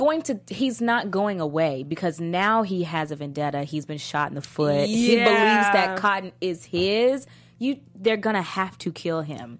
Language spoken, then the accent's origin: English; Texas, United States; I guess it's because I'm from Texas